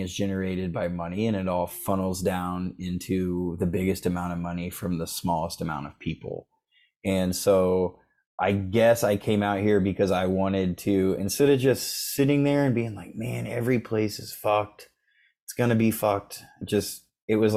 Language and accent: English; Oklahoma, United States; I'm from Oklahoma